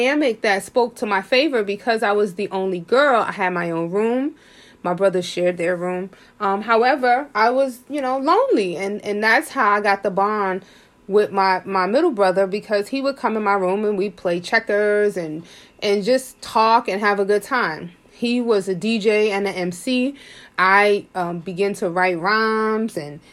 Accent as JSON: {"language": "English", "town": "New York City", "region": "New York", "country": "United States", "tie": "born or raised there", "said": "born and raised in Harlem, I was poor, but I never felt poor."}